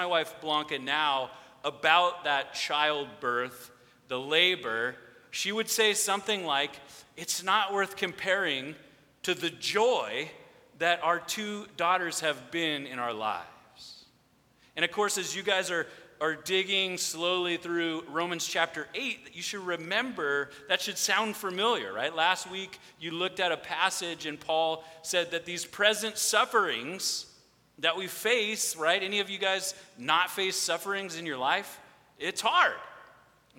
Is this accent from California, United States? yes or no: yes; Redondo Beach, California, United States; now in Lomita, United States; I grew up here in Redondo, just right by Toledo Elementary School and the Christmas lights